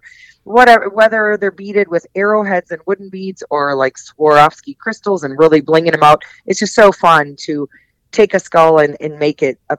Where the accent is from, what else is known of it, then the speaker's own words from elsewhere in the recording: Wisconsin, United States; I grew up in Wisconsin. I'm a Midwest gal.